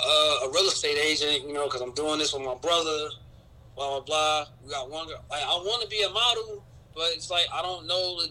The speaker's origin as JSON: {"language": "English", "town": "Newark", "region": "New Jersey", "country": "United States", "said": "I'm from Newark"}